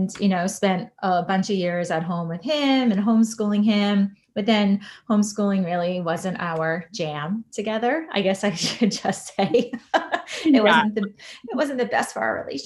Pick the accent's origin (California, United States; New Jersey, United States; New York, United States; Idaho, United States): New York, United States; moved away as an adult; also born or lived in Washington, D.C. / Boston / Puerto Rico / San Diego; now in Chicago, United States; I'm originally from New York, although I have lived in 28 places over the last, since I left New York to go to college.